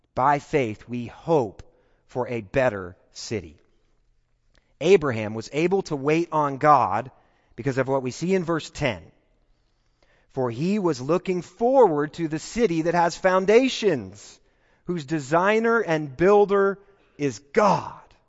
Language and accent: English; Kansas, United States; moved away as an adult; now in Texas, United States; I don't identify as a Texan. Uh, I'm not quite there yet. I, I still feel like I'm a Kansan